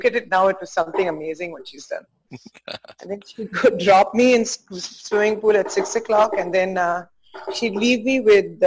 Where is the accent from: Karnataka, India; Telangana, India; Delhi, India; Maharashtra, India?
Karnataka, India; Bangalore; moved away as an adult; also born or lived in Belgaum / Bombay; now in Mumbai, India; Grew up in 3-4 different cities before I settled in Bangalore when I was about 6.5-7 years of age. Completed my schooling in Sophia's